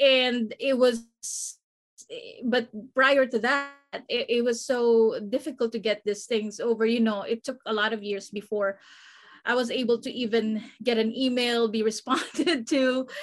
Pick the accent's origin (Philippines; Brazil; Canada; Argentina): Philippines; also born or lived in Guam; now in Southern California, United States; I grew up in the Philippines